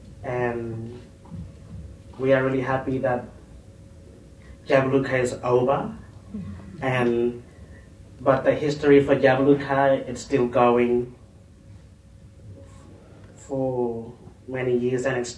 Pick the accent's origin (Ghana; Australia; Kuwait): Australia; Kakadu National Park, Northern Territory; I come from Yabru, in the heart of Kakadu National Park.